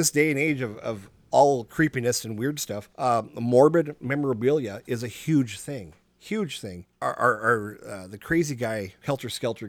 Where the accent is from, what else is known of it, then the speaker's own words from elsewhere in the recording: Minnesota, United States; I said, no, I'm from Minnesota.